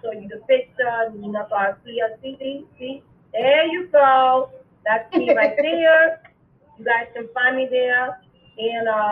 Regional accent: New York City, New York, United States; I was born and raised in the Boogie Down Bronx

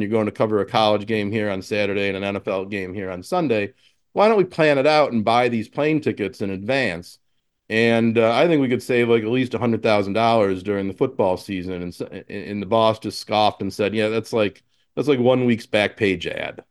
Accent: Buffalo, New York, United States; moved away as an adult; to move back to my hometown and, uh, and kinda recapture that business and use it as a seed to start an agency here

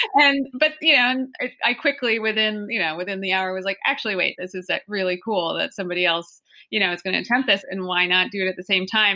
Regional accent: the Adirondacks, New York, United States; I did grow up here

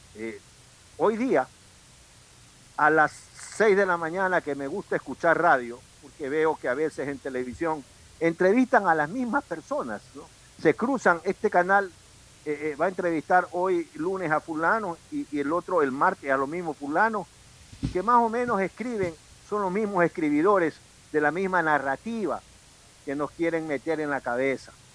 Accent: Manta or Bahía de Caráquez, Manabí, Ecuador; now in Guayaquil, Ecuador; no somos pues guayaquileños, no vimos la luz primera aquí, la vimos Allende al Pacífico. Uno en Manta y otro en Bahía.

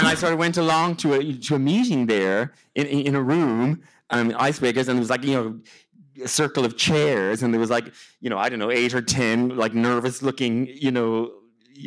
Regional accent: South County Mayo, Connacht, Ireland; also born or lived in Galway / Tokyo, Japan; I'm from South County Mayo

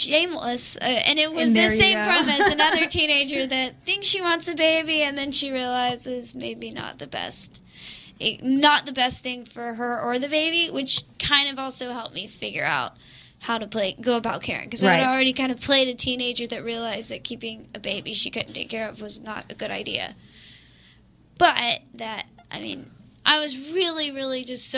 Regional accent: Athens, Georgia, United States; I'm from Athens, Georgia, so we're a music town

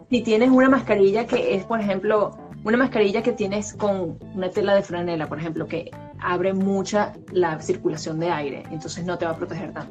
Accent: Valencia, Carabobo, Venezuela; moved away as an adult; now in United States; yo estoy de Valencia, Venezuela, estudié en el mismo colegio que David, nos conocemos desde séptimo grado teníamos 14 años

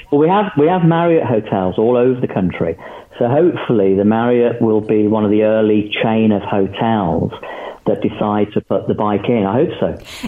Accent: England, United Kingdom; we're British, we're English

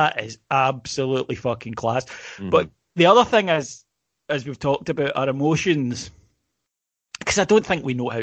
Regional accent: United Kingdom; we're British

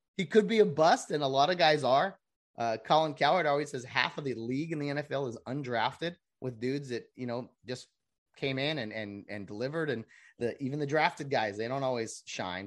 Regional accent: California, United States; I'm a Californian who wants outta here

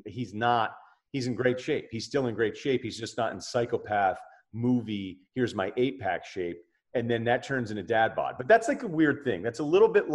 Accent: Martha's Vineyard, Massachusetts, United States; growing up in Martha's Vineyard

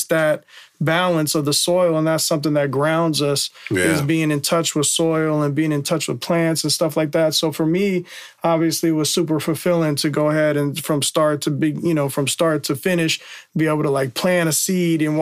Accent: San Francisco, California, United States; I'm growing up in Bernal Heights

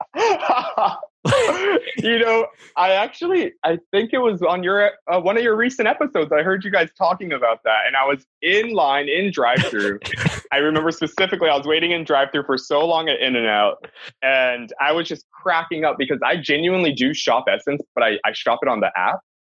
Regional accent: Hawaii, United States; I'm obviously Hawaiian

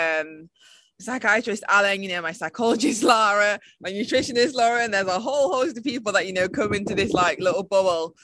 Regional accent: United Kingdom; I'm British and, you know, really proud

